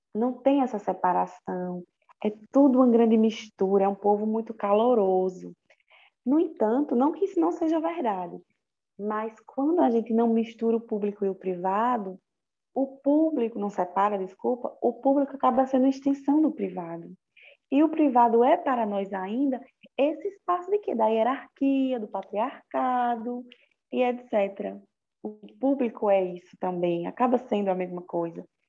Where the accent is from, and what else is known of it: Brazil